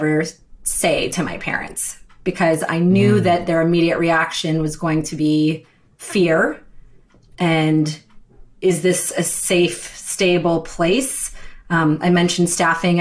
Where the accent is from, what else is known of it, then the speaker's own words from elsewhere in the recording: Wilmington, Delaware, United States; I was born in Wilmington, Delaware